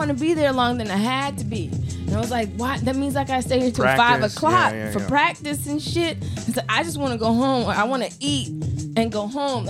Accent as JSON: {"language": "English", "town": "Atlanta", "region": "Georgia", "country": "United States", "tie": "born or raised there", "said": "Atlanta. So that's where I claim to come from, but I moved around a lot."}